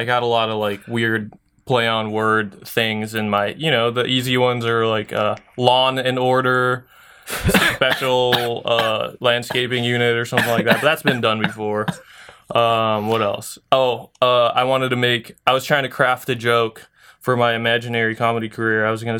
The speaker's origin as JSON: {"language": "English", "town": "San Diego", "region": "California", "country": "United States", "said": "I came from San Diego, so there was a ton of different, like, it's super easy to get your license there."}